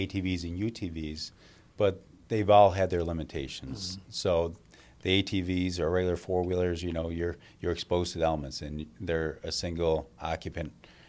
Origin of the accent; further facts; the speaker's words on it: Webster, New York, United States; Even though I was a east sider growing up in Webster, and I made that trek across town